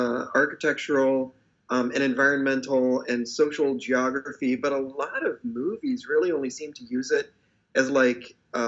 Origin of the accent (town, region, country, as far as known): Fresno, California, United States; moved away as an adult; now in San Francisco Bay Area, United States